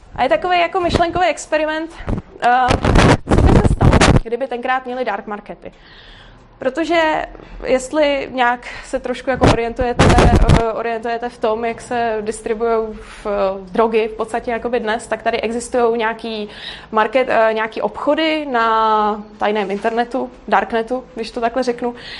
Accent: Prague, Czechia; já nejsem z Brna, já jsem z Prahy

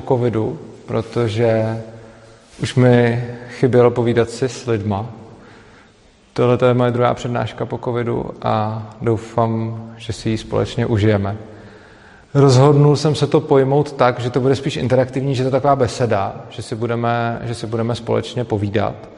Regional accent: Plzeň, Plzeň Region, Czechia; moved away; do Plzně, i když vlastně po krátký. Je to moje rodné město

